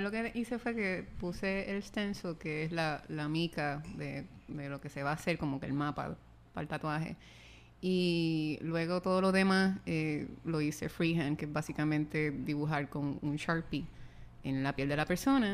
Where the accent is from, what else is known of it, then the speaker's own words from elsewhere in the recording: San Germán, Puerto Rico; de donde yo vengo, de San Germán